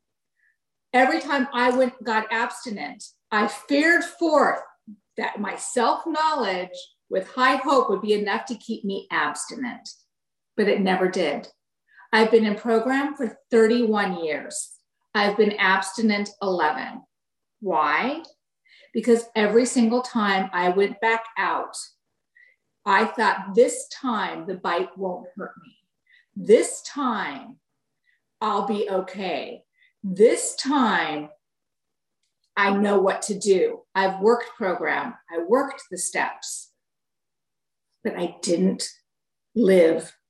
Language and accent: English; San Diego, California, United States; also born or lived in Chicago; I was born and raised in San Diego, moved to Chicago, and then moved back to San Diego.